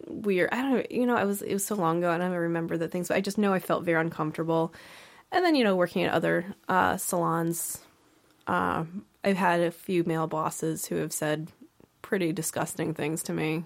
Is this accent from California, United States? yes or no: no; East Haven, Connecticut, United States; I grew up in East Haven